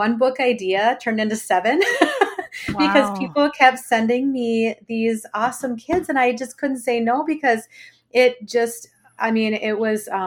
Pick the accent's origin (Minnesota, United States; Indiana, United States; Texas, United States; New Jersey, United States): Minnesota, United States; Blaine; I was born and raised in Blaine, Minnesota, and I now live about a half hour north of Minneapolis